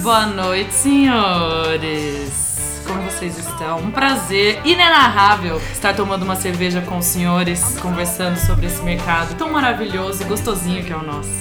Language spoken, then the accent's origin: Portuguese; Leme, São Paulo, Brazil; Eu sou de Leme, da Roça.